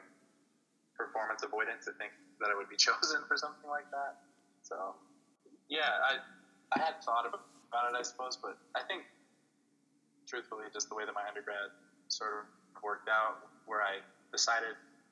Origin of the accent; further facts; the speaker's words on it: Casa Grande, Arizona, United States; my hometown, Casa Grande, Arizona